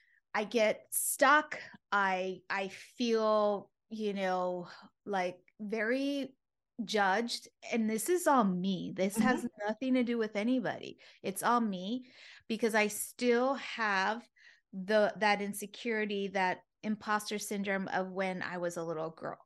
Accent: United States; born there; first language Spanish; English is a second language; though I was born here in the States, but my first primary language was Spanish.

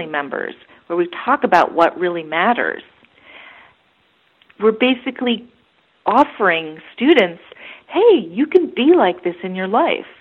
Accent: United States; as an American

